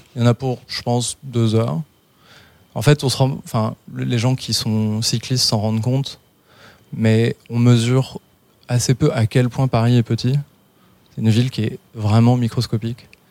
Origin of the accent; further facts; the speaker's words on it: London, United Kingdom; moved away; j'ai grandi en Angleterre, en fait. Où ça, en Angleterre À Londres